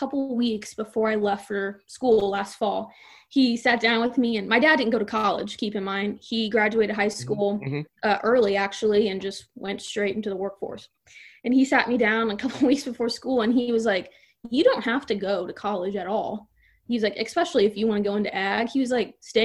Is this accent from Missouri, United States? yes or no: yes; Franklin County, Missouri, United States; I'm from Franklin County, small town America over there. I'm an hour west of St. Louis, basically